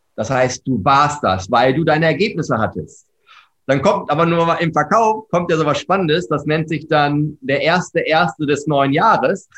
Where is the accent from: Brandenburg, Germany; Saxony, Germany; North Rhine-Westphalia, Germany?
North Rhine-Westphalia, Germany; Herford; komme gebürtig aus Herford. Das ist mit H, nicht Erfurt, sondern Herford. Manchmal wird das verwechselt. Ostwestfalen-Lippe, ja, äh, geboren, habe dort großteils meines Lebens verbracht